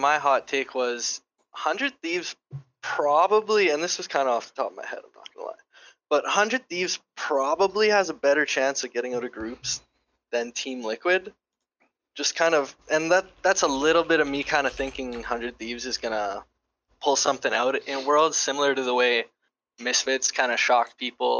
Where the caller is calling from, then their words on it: Dauphin, Manitoba, Canada; I'm from Dauphin, Manitoba, Canada. So basically the middle of nowhere.